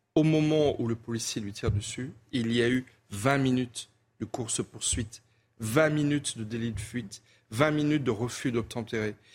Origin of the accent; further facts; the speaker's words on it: Wintzenheim, Grand Est, France; also born or lived in Colmar; je suis colmarien et j'ai grandi à Winsenheim en partie